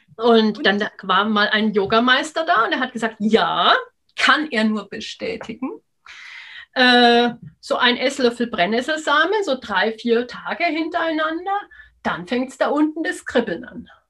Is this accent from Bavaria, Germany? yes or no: yes; Upper Palatinate, Bavaria, Germany; bei uns in der Oberpfalz